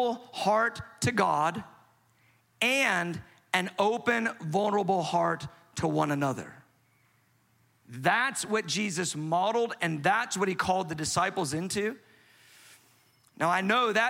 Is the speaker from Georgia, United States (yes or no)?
yes; Atlanta, Georgia, United States; I'm from Atlanta. We say amen in Atlanta.